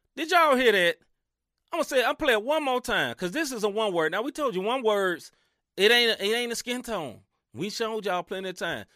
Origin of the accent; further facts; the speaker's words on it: Mid-South, United States; accent: Southern; I'm from the South, literally from the South. Now, I ain't from the di-, deep, deep South, but I'm from the Mid South